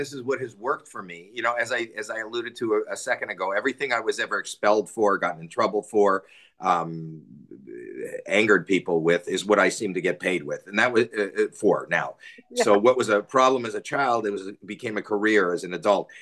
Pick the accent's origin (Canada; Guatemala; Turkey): Canada; growing up in Canada